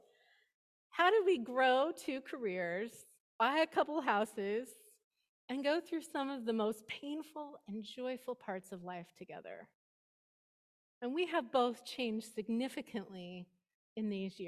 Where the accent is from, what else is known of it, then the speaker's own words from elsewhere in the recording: East Bay, California, United States; moved away as an adult; also born or lived in Bend, Oregon; now in San Francisco Peninsula, United States; I was from the East Bay